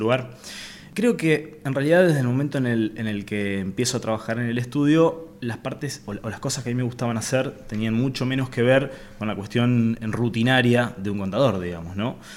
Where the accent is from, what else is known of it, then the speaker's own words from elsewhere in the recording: Avellaneda, Santa Fe, Argentina; also born or lived in Reconquista; nací en Avellaneda en realidad. En eh, me crié en Avellaneda y hoy por hoy trabajamos desde Reconquista